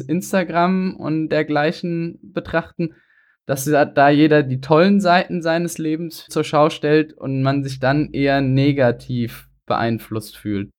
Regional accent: Mainz, Rhineland-Palatinate, Germany; Wir sind beide Mainzer

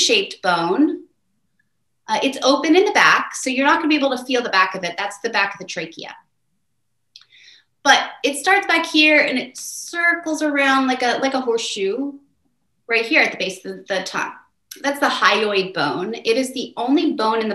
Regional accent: United States; I'm an American

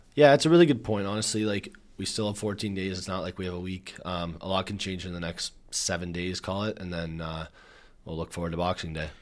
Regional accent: Canada; we're Canadian

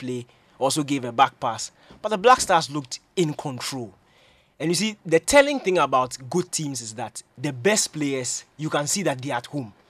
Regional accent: Ghana; as a Ghanaian

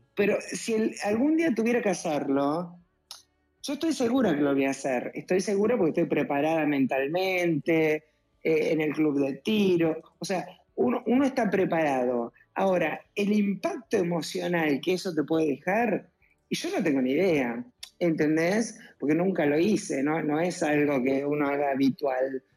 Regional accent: Argentina; Acá en Argentina hay mucha inseguridad

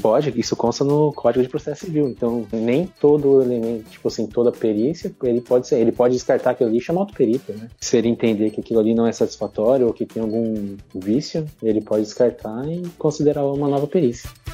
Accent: Campo Grande, Mato Grosso do Sul, Brazil; moved away as an adult; now in Foz do Iguaçu, Brazil; sou campo-grandense, atualmente moro aqui em Foz do Iguaçu

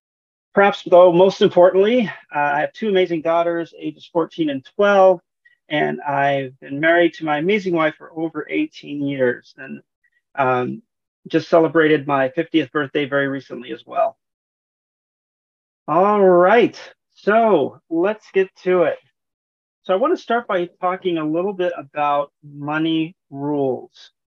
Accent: San Diego, California, United States; also born or lived in Honolulu; I'm originally from San Diego, California, but as a military brat, I moved around quite a bit, and I eventually settled in Honolulu, where I graduated from high school

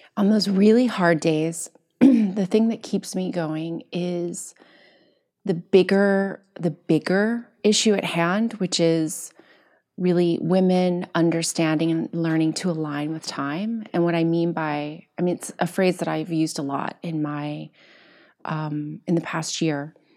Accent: Kentucky, United States; I'm from Kentucky

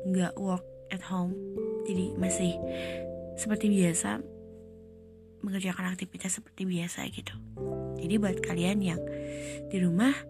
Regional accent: West Java, Indonesia; Saya tinggal di salah satu eh salah salah satu kampung di Kabupaten Tasik Malaya. Aku asli orang Sunda.

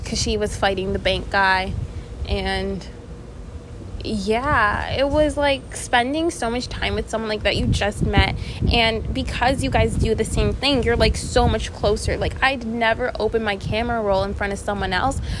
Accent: Canada; I'm from Canada

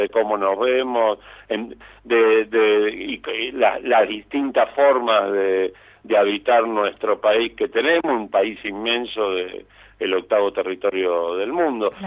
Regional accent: Buenos Aires, Argentina; ni siquiera somos todos los porteños

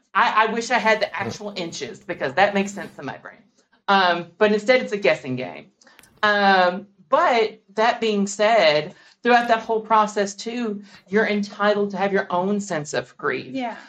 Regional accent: Kentucky, United States; growing up in the South, I feel like, um, especially in, in, Kentucky

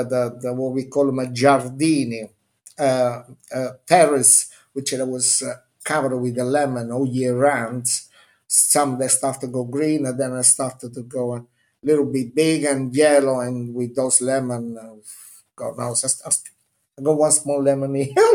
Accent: Minori, Campania, Italy; English is a second language; moved away as an adult; now in London, United Kingdom; I was born 30 meters above the sea in a little village of Amalfi Coast, Minori, where the sea was my swimming pool

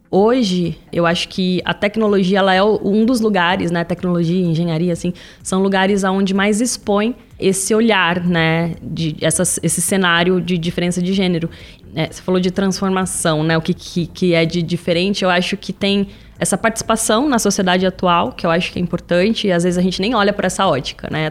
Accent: São José dos Campos, São Paulo, Brazil; moved away as an adult; now in São Paulo, Brazil; Eu sou de São José dos Campos, interior de São Paulo

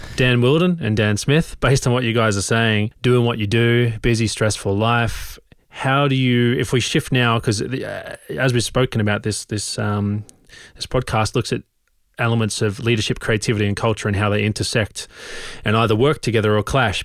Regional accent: Australia; also born or lived in London; now in Oslo, Norway; I grew up in Australia

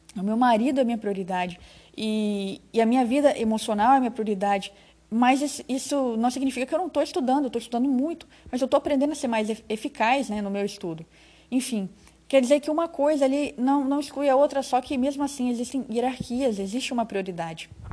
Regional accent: Rondônia, Brazil; also born or lived in Espírito Santo; eu sou capixaba, mas eu moro aqui em Rondônia desde criança

